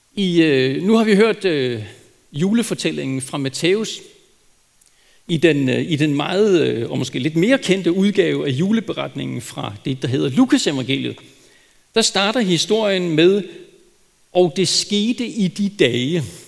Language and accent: Danish; Denmark; som danskere